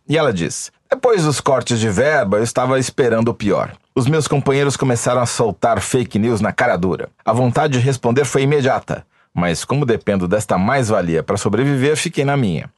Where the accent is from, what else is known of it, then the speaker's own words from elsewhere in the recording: Matão, São Paulo, Brazil; eu sou de Matão